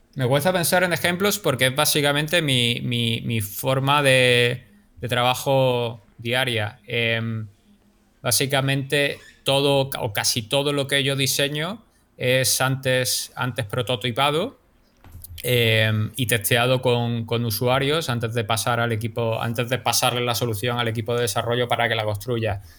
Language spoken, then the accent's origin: Spanish; Málaga, Andalusia, Spain; now in New York, United States; yo soy de Málaga